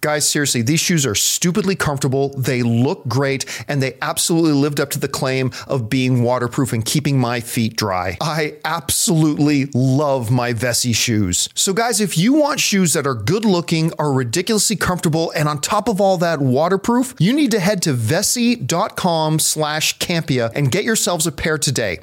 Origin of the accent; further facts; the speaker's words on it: Canada; a Canadian who walked around in a lot of snow